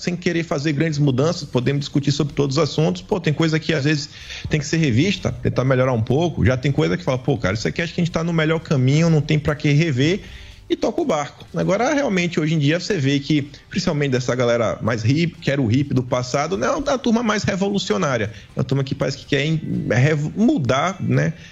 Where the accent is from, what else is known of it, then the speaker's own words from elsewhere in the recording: Bahia, Brazil; eu sou do Nordeste, né? da Bahia